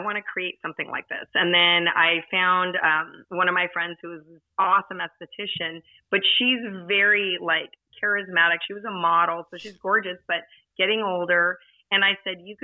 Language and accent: English; Southern California, United States; I grew up in Southern California